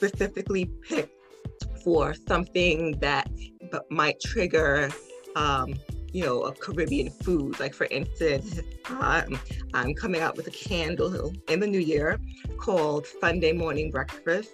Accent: Piscataway, New Jersey, United States; I'm from Piscataway, New Jersey.

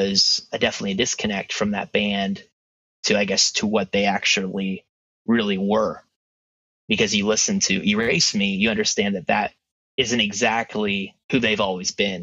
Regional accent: Pittsburgh, Pennsylvania, United States; I'm from Pittsburgh.

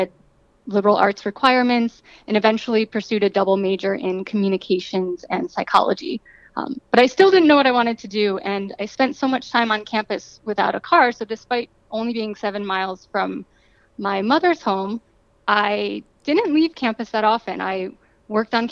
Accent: Buffalo, New York, United States; I was born and raised in suburbs just north of the city

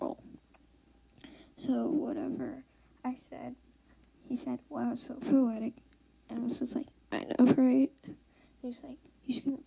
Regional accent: New York, Maryland, United States; born and raised in Maryland, New York, and I actually live in Maryland right now, but I did live in New York

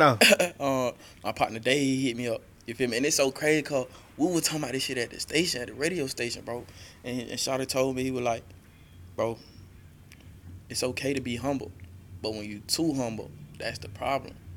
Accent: Macon, Georgia, United States; I'm from the South Side

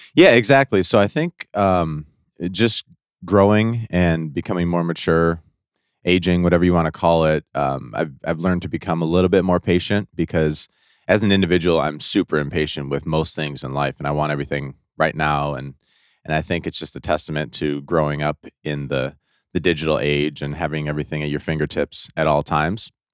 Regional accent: Detroit, Michigan, United States; I'm from Detroit, Michigan, uh, right outside Detroit

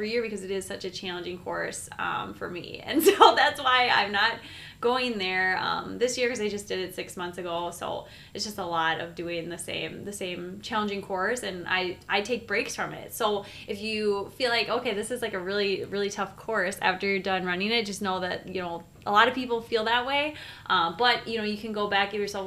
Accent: Minneapolis, Minnesota, United States; I'm from Minneapolis. We train in the winter

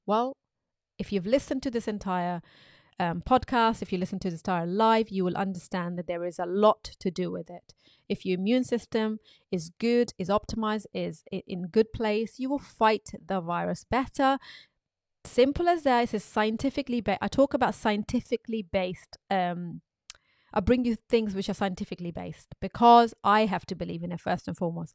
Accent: Pakistan; when I was growing up in Pakistan

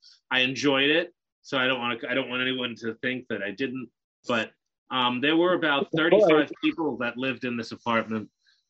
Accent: South Hempstead, New York, United States; I was born on Long Island, the son of a postal worker and an artist, and they thrived in a hamlet called South Hempstead, near where both two of the biggest stars of all time have come from, Howard Stern and Eddie Murphy.

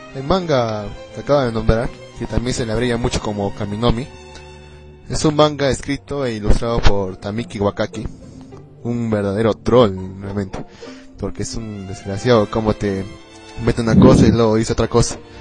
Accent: Arequipa, Peru; también soy de Perú, pero soy de Arequipa, de otro distrito

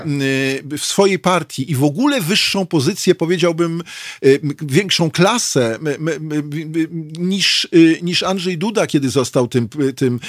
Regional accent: Warsaw, Masovian Voivodeship, Poland; też się urodziłem na Karowej, w tymże szpitalu

